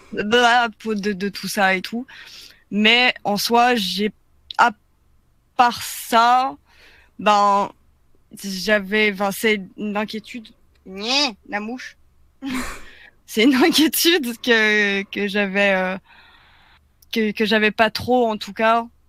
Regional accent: Belgium; je suis belge

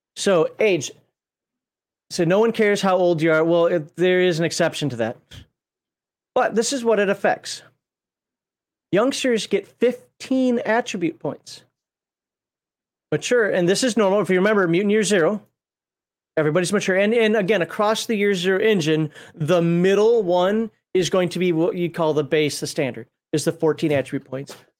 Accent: Minnesota, United States; I'm from Minnesota

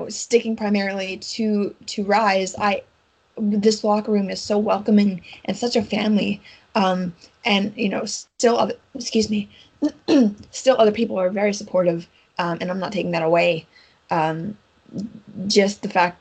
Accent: United States; I'm an American

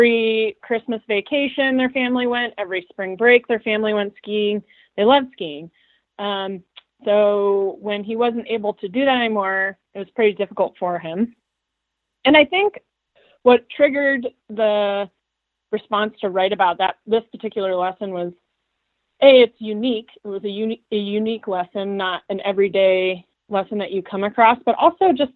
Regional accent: Big Sky, Montana, United States; I grew up in Big Sky

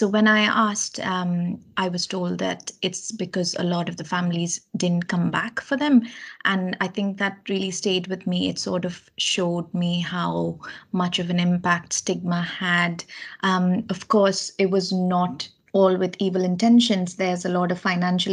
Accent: Kerala, India; moved away as an adult; now in United Kingdom; I grew up in India, in the south of India, in a state called Kerala.

